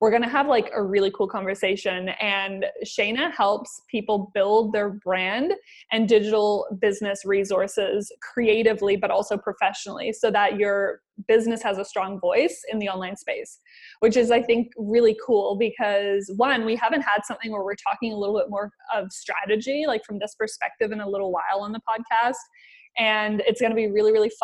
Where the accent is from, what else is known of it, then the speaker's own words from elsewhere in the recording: Canada; now in New Zealand; I'm Canadian and people say names a specific way in Canada